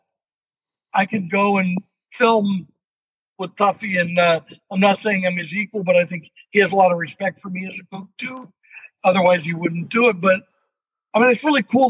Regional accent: California, United States; as a Californian

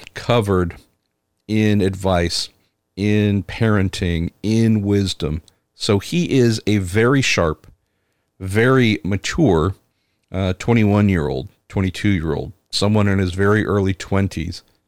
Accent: San Francisco, California, United States; my hometown, home area, San Francisco

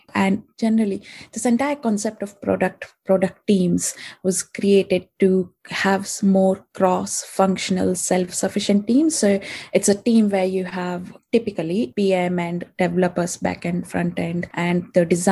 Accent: India; moved away as an adult; now in London, United Kingdom; I'm from India and I came to London about 6 years back

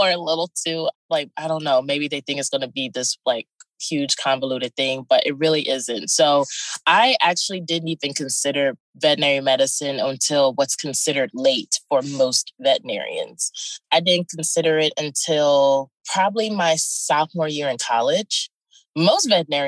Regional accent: Houston, Texas, United States; I am from Houston, Texas, more particularly Third Ward area.

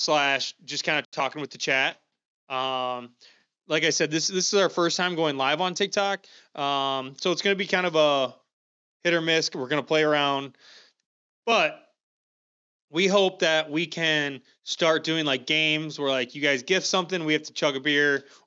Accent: Dubuque, Iowa, United States; born there; I was born in Dubuque. Am I from Dubuque?

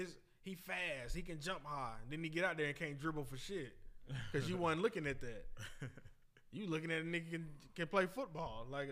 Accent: Athens, Georgia, United States; I'm from Athens.

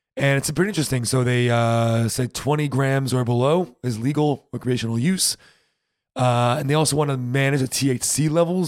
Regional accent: United States; moved away as an adult; now in Germany; we're still American

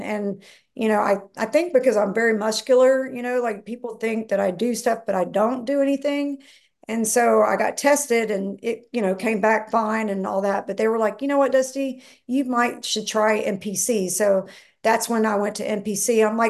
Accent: the South, United States; I'm from the South. So, you know, everything was like fried chicken and, you know, just all the just fattening food

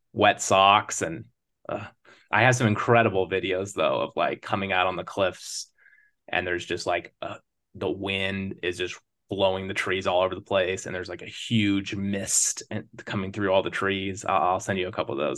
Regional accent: Sequim, Washington, United States; moved away as an adult; now in East Coast, United States; I grew up on the Olympic Peninsula with the Olympic National Park as, like, the backdrop to my life

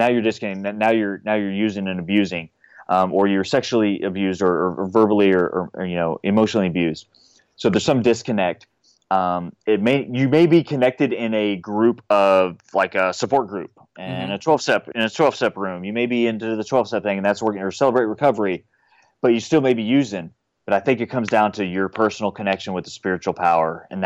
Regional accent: San Antonio, Texas, United States; moved away as an adult; also born or lived in Los Angeles; now in Nashville, United States; grew up, born and raised in San Antonio.

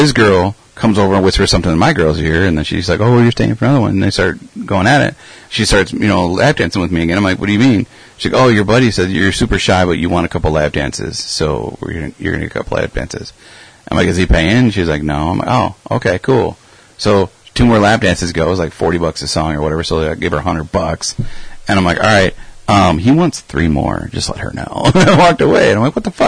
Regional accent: Rockford, Illinois, United States; we were from Rockford

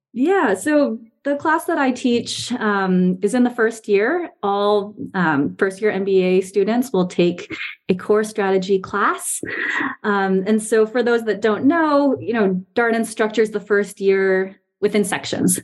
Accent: Taiwan; moved away as an adult; also born or lived in New York, United States / northeastern United States / Boston, Massachusetts / Bay Area, California; now in Charlottesville, United States; I was born in New York, and my family kind of lived and a couple places around the northeast of the US uh, before we moved to Taiwan when I was seven, which is where my parents are originally from. It's where they still live now. Um, and I was there until the end of high school

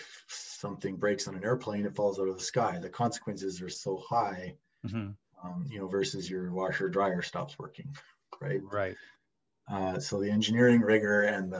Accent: Calgary, Alberta, Canada; I'm from Calgary, Alberta

